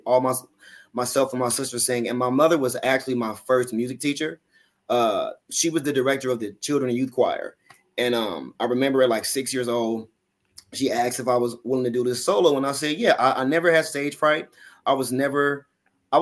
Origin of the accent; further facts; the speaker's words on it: Los Angeles, California, United States; moved away as an adult; now in Atlanta, United States; I was raised in South Central